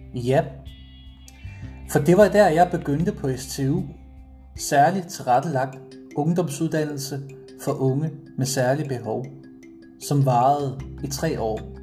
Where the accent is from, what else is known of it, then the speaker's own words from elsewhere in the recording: Struer, Central Denmark Region, Denmark; født og opvokset i Struer Kommune